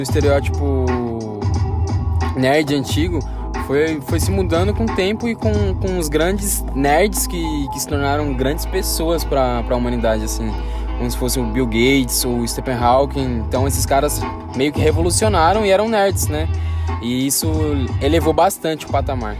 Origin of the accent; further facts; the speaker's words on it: Brazil; Sou brasileiro e falo do jeito que eu quero